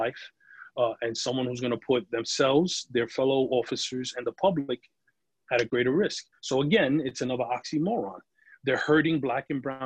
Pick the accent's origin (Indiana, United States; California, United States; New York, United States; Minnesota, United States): New York, United States; New York City; I grew up in the Bronx